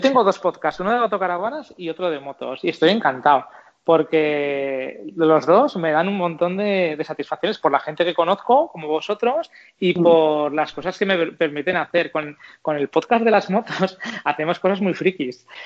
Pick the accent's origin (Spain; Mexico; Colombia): Spain; Zaragoza, Aragon; soy de Zaragoza y por cercanía, pues no sé, Aragón